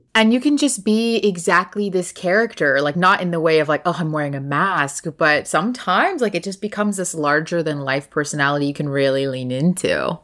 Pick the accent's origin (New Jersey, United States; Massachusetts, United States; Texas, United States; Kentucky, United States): Texas, United States; moved away as an adult; also born or lived in Los Angeles; Born, raised here